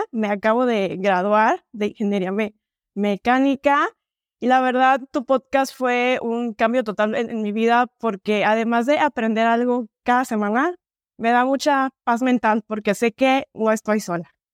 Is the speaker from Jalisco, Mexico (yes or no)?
yes; Ciudad Guzmán, Jalisco, Mexico; now in Guadalajara, Mexico; yo te saludo desde Guadalajara, pero soy de Ciudad Guzmán, Jalisco.